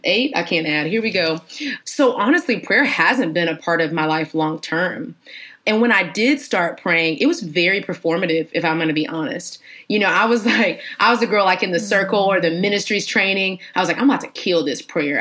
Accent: Houston, Texas, United States; moved away as an adult; now in Atlanta, United States; I am from Texas, Houston, Texas, baby. H Town, the realest

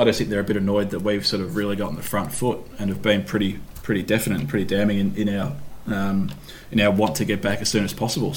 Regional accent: Melbourne, Victoria, Australia; I'm from Melbourne

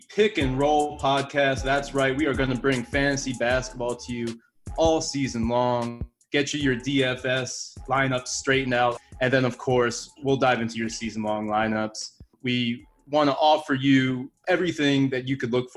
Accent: East Coast, United States; myself and Hal, we're from the East Coast

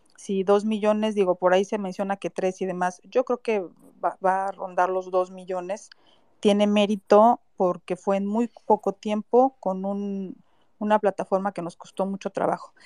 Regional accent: Michoacán, Mexico; now in Mexico City, Mexico; Michoacán, que es mi tierra, aunque yo vivo en Ciudad de México

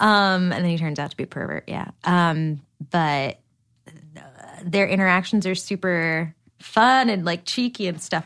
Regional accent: New Jersey, United States; now in Los Angeles, United States; I'm from Jersey, which I'm sure the, the more Cosmo I drink, the more my accent will come out

